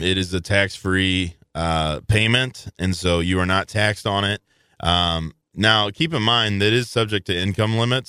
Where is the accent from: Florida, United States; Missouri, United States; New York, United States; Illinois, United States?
Illinois, United States; Belleville; moved away; I grew up in Belleville, Illinois